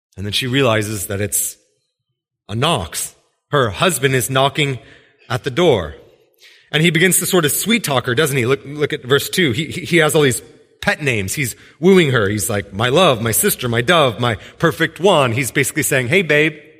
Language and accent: English; Washington, United States; I was from Washington